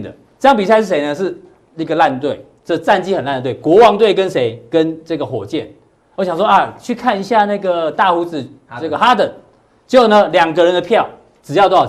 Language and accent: Chinese; Taiwan; 通常我我们台湾人杀价是怎样？